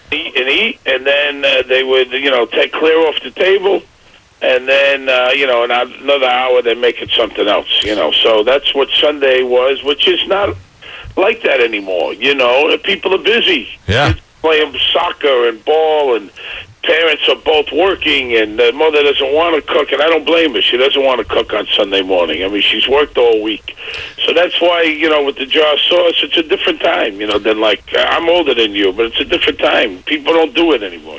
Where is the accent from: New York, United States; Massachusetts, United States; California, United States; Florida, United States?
New York, United States; New York City; moved away; I grew up in Brooklyn